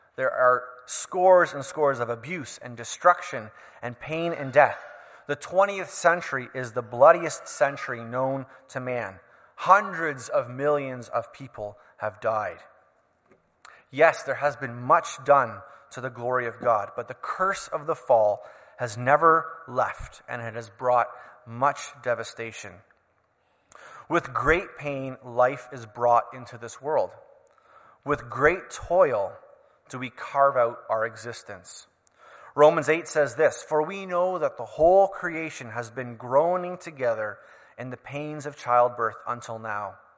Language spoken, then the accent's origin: English; Canada; As a Canadian citizen